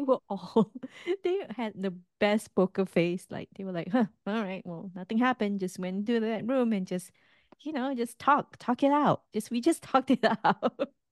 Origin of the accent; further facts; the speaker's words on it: Singapore; moved away; as a Singaporean